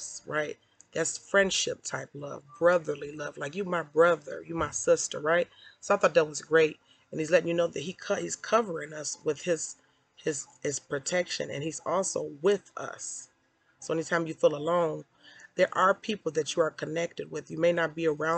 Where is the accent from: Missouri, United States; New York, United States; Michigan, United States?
Michigan, United States; Detroit; I'm from Detroit. I'm a suburbanite now, suburban mom